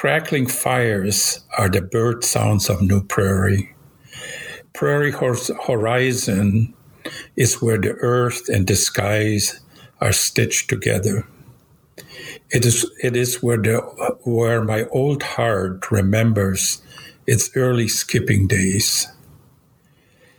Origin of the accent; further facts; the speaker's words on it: Germany; now in United States; You might notice I have an accent. I was born in Europe. I used to be a German citizen.